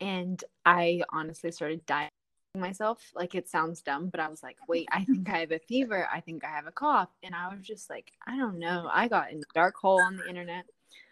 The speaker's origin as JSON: {"language": "English", "town": "Atlanta", "region": "Georgia", "country": "United States", "tie": "born or raised there", "moved": "yes", "lives_now": "Los Angeles, United States", "said": "I was actually born and raised in Atlanta, Georgia"}